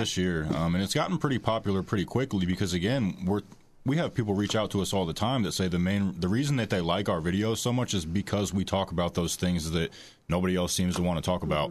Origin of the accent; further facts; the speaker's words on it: Warsaw, Indiana, United States; I'm from Warsaw, Indiana, so, you know, forty-five minutes away from here. I also grew up in a very healthy, loving two, two-parent home